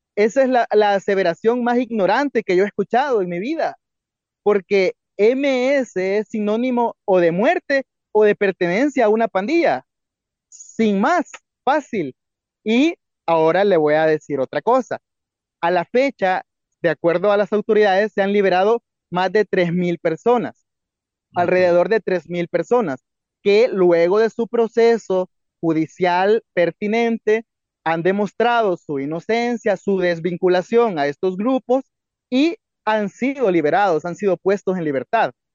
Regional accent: El Salvador; como salvadoreños podemos ver

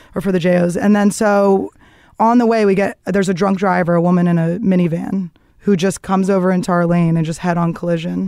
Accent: Philadelphia, Pennsylvania, United States; moved away; also born or lived in Greenpoint, Brooklyn, New York; I grew up in the suburbs of Philadelphia

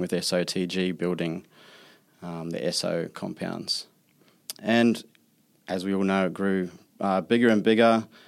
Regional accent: New Zealand; I'm from New Zealand, we kinda, like, chase back the roots back to Australia

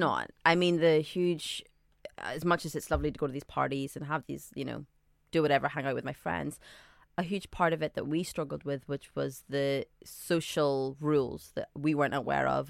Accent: Northern Ireland, United Kingdom; also born or lived in Saudi Arabia / Scotland; now in London, United Kingdom; I grew up in Northern Ireland, but I was born in Saudi Arabia to Sudanese parents.

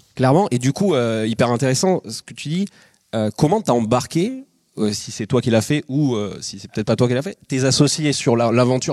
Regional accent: Biarritz, Nouvelle-Aquitaine, France; moi je suis de Biarritz

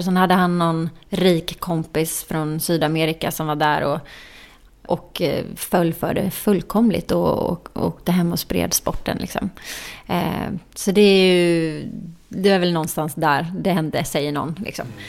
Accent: Jönköping, Jönköping County, Sweden; moved away; min hemstad Jönköping

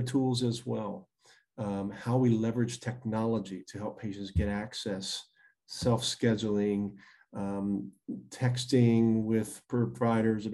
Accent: Virginia, United States; even rural areas in Virginia, my home state

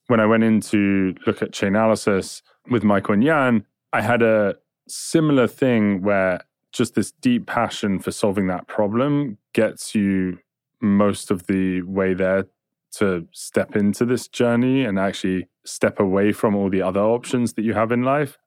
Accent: England, United Kingdom; I'm English

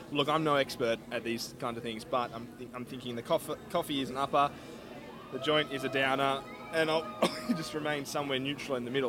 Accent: Australia; a couple of Australian blokes who come from a country where weed is so illegal, you go to jail for it

